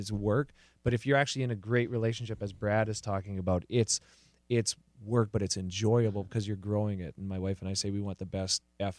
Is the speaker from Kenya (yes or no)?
no; the Canadian Prairies, Canada; now in Los Angeles, United States; And I'm from the prairies in Canada. My hometown has 600 people. We're a farming community.